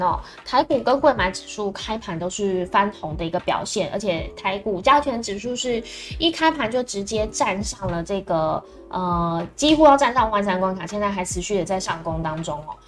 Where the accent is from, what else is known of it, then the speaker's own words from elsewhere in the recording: Taiwan; 这是接下来我们台湾人可能必须要去关注的事情